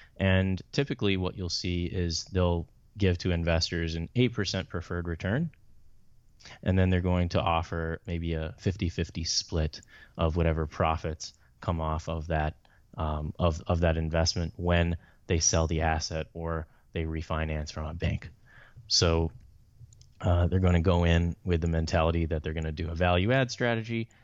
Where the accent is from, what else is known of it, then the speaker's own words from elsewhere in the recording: Atlanta, Georgia, United States; also born or lived in Chicago; I'm from the Atlanta area. I was born in Chicago, but moved there when I was young